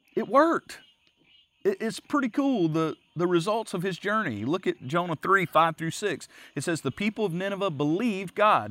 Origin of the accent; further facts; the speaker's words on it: the South, United States; I grew up around Southerners. I'm, I'm a Southerner too